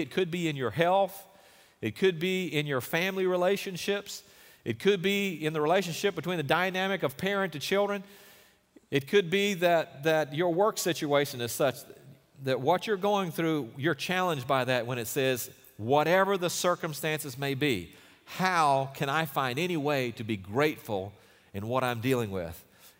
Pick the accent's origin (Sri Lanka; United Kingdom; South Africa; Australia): South Africa; Durban, KwaZulu-Natal; born there; he mentioned that I was born in Durban, South Africa.